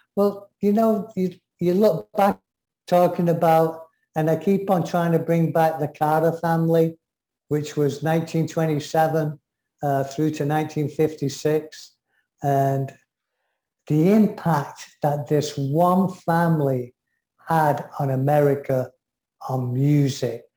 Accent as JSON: {"language": "English", "region": "England", "country": "United Kingdom", "said": "I'm English"}